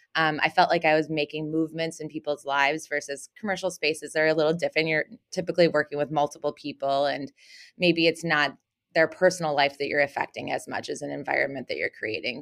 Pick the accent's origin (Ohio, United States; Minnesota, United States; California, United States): Minnesota, United States; Minneapolis; also born or lived in Houston, Texas / Harmony, Minnesota / University of Kansas; moved to Minnesota when I was in first grade and was raised here